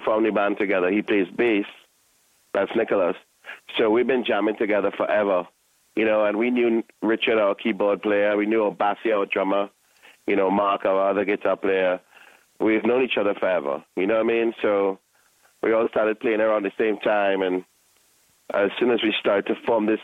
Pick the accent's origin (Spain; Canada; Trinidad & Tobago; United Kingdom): Trinidad & Tobago; we're from the Caribbean